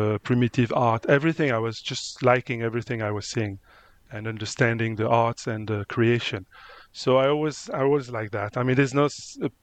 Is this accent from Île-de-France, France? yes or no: no; Luberon, near Avignon, Provence-Alpes-Côte d'Azur, France; English is a second language; moved away as an adult; also born or lived in Spain; now in Mozambique; I was born in Spain, and I grew up in France